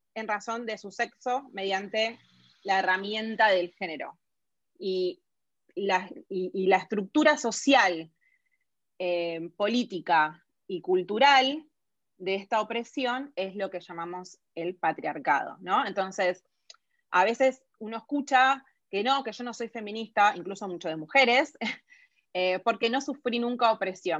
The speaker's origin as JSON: {"language": "Spanish", "country": "Argentina"}